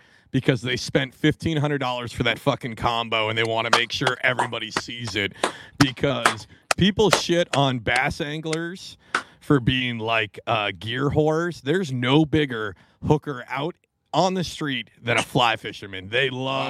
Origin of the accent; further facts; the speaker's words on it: Washington, United States; now in New Jersey, United States; I grew up in Washington State